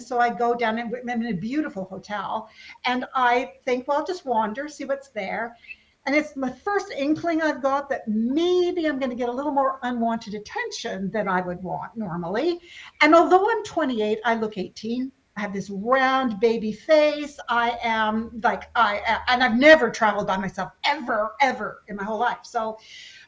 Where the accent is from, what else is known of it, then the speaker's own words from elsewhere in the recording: west coast of Canada, Canada; moved away as an adult; also born or lived in England; I, being from the west coast of Canada, we're a long way from everything